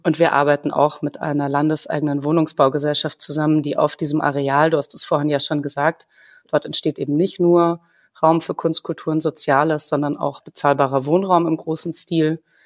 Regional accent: Munich, Bavaria, Germany; moved away; also born or lived in Greiffenberg / Berlin; ich selber bin in München geboren. Meine Eltern haben sich zwar in Köln kennengelernt. Also ich bin keine typische Bayerin

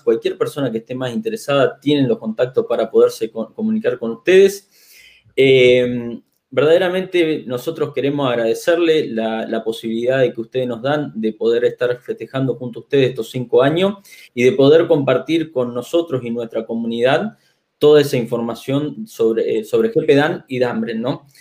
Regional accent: Argentina; somos acá los argentinos

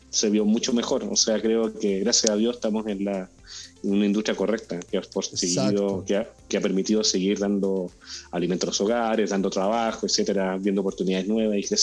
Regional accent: Chile; al ladito, un, pasillo al ladito de Argentina

